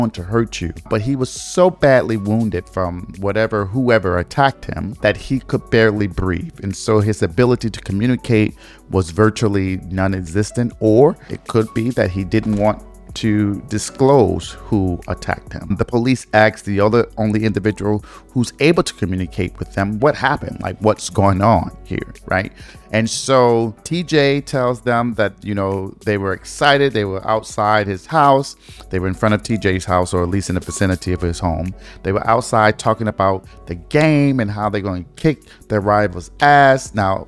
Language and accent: English; Detroit, Michigan, United States; Michigan, which is my home state, from Detroit 313